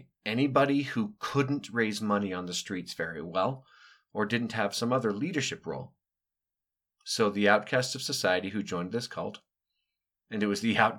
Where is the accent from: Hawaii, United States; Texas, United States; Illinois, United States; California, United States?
Illinois, United States; Chicago; born there; So I was born in 74 in Chicago, which is where they had set up shop for some time.